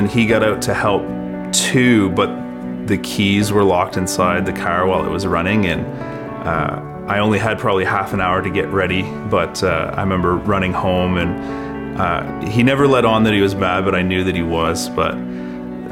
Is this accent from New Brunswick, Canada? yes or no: yes; Fredericton, New Brunswick, Canada; also born or lived in Calgary, Alberta; I was born in Calgary, Alberta, but I grew up in Fredericton.